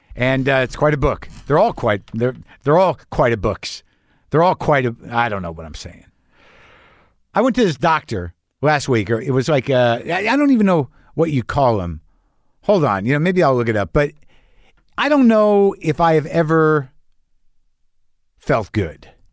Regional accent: New Mexico, United States; I grew up in New Mexico

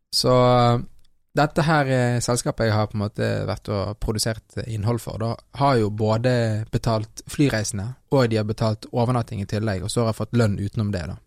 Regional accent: Norway; jeg er halvt fra Colombia, så har jo jeg eh, vokst opp i Norge

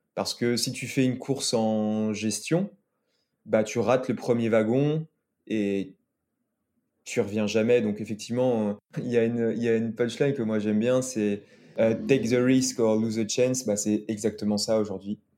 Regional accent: Lyon, Auvergne-Rhône-Alpes, France; also born or lived in Saint-Étienne / Combloux; toute ma famille est originaire de Saint-Étienne. Euh, moi, je suis né à Lyon et je vis à Lyon

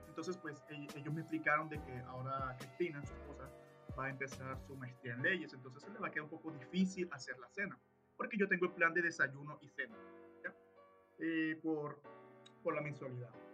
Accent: Colombia; moved away as an adult; now in Canada; como buen colombiano

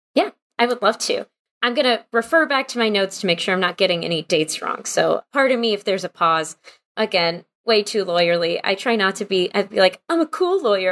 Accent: Wichita Falls, Texas, United States; also born or lived in Houston, Texas / Oklahoma; I was born in Houston and raised in North Texas in Wichita Falls

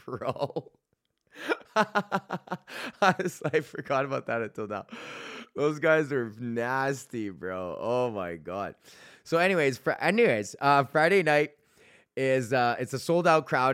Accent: Edmonton, Alberta, Canada

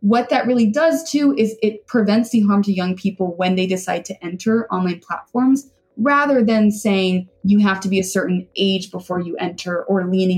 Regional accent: Birmingham, Alabama, United States; On a more personal note, I'm a girl from Birmingham, Alabama

